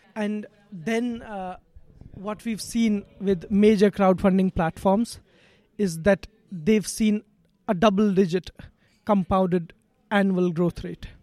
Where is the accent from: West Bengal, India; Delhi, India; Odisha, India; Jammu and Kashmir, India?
Jammu and Kashmir, India; I'm from Kashmir